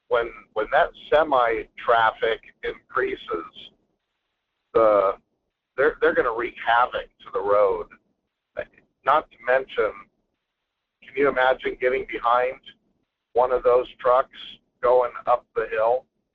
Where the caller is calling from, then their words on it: Fairbanks, Alaska, United States; This is …. I'm calling from up in the Fairbanks area.